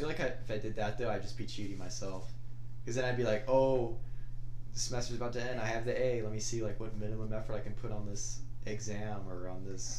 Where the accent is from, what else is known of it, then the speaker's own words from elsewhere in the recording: Texas, United States; also born or lived in Corpus Christi, Texas / Brownsville, Texas; I'm from Texas